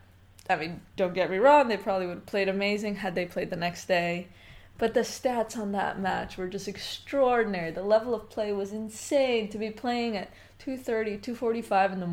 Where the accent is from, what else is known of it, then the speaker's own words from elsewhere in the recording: United States; as an American player